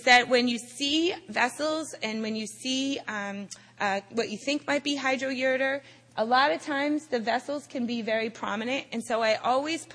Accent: Boston, Massachusetts, United States; I am from Boston

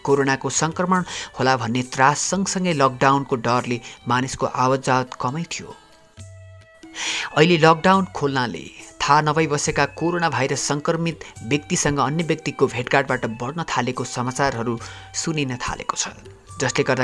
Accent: Nepal; मेरो गाउँ नेपालको ग्रामीण क्षेत्रको कुना काप्चामा पर्छ

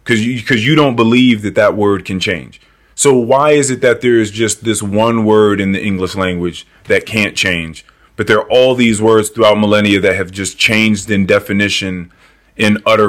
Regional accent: Liberia; Because I'm African, I'm from Liberia, I'm not that.

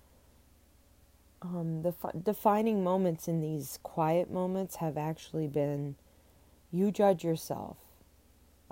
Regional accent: New Orleans, Louisiana, United States; I am from New Orleans

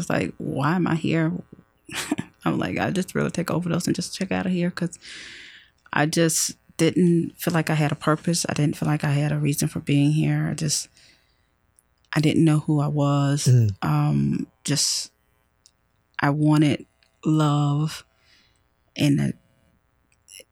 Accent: Rome, Georgia, United States; moved away as an adult; now in Atlanta, United States; I'm from Rome, Georgia

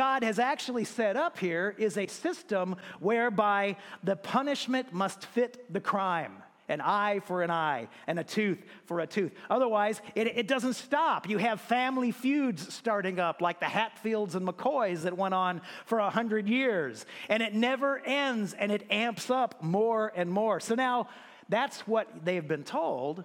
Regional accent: United States; As an American

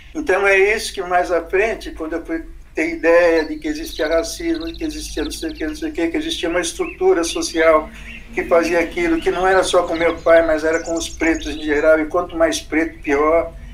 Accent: São Paulo, Brazil; moved away as an adult; now in Sorocaba, Brazil; eu sou da Bela Vista, do Bexiga, em São Paulo

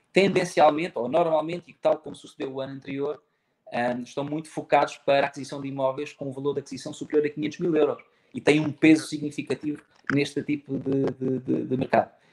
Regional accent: Faro, Algarve, Portugal; sou natural de Faro

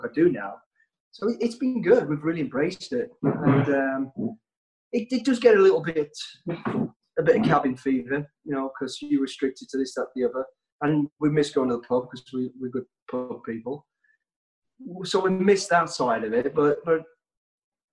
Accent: Walsall, West Midlands, United Kingdom; I was born in Walsall, the West Midlands. We're a family of five kids, mum and dad as well. lived on a council estate.

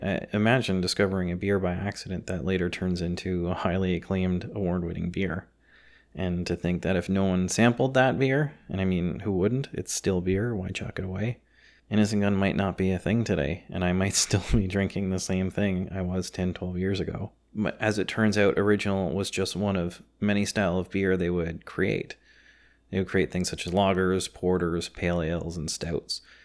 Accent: Canada; I'm of Scottish descent, third generation Canadian

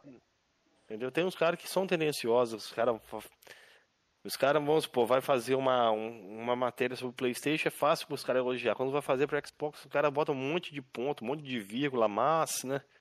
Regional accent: Minas Gerais, Brazil; moved away; also born or lived in Rio de Janeiro border area; Sou de Minas, mas moro na divisa.

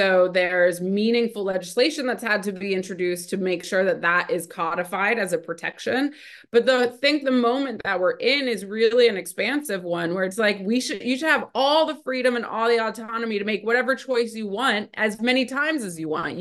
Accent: Ohio, United States; I grew up in Ohio

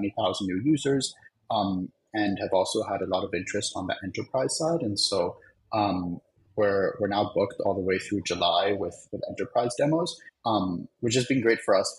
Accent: Germany; now in New York, United States; I'm from Germany

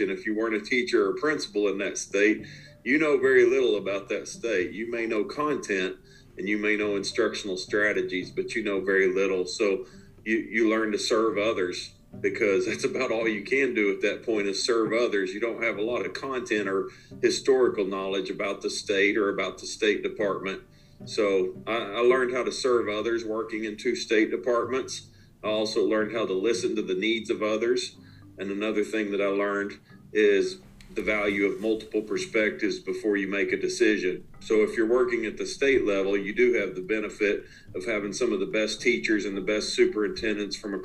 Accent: one city away from Fayetteville, Arkansas, United States; moved away as an adult; also born or lived in Chapel Hill, North Carolina; now in Fayetteville, United States; I'm now back one city away from where my wife and I grew up in Fayetteville, Arkansas

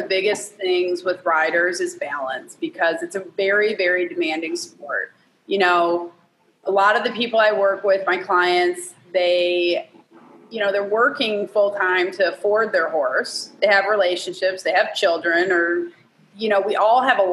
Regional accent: Michigan, United States; now in Georgia, United States; I'm from Michigan though. I used to be right across the border.

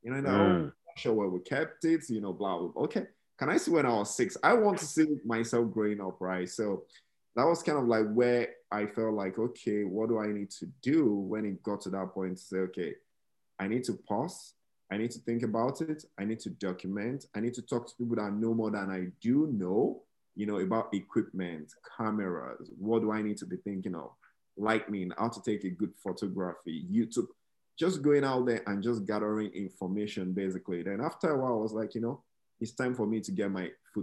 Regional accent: Nigeria; moved away as an adult; now in United States; Growing up in Nigeria

